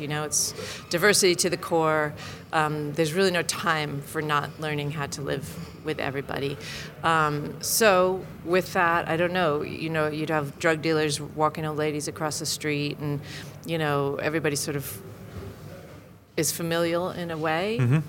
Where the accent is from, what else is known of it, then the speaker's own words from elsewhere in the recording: United States; now in United Kingdom; even though I'm American